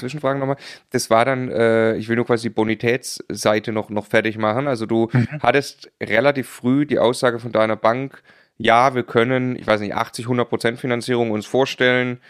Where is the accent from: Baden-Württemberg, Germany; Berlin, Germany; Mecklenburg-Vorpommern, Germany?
Baden-Württemberg, Germany; als Schwabe